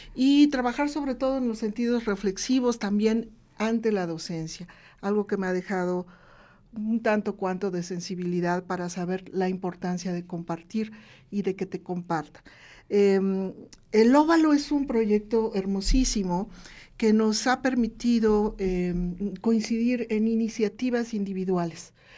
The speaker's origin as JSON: {"language": "Spanish", "region": "Veracruz", "country": "Mexico", "moved": "as an adult", "lives_now": "Puebla, Mexico", "said": "Yo soy una veracruzana vecindad aquí desde 1986 que decidí crear mi hogar aquí en Puebla"}